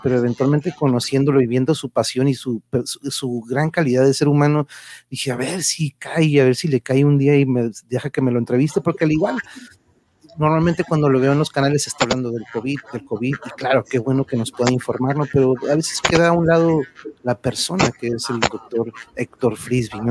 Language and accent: Spanish; Tijuana, Baja California, Mexico; a mi tierra, a mi bella Tijuana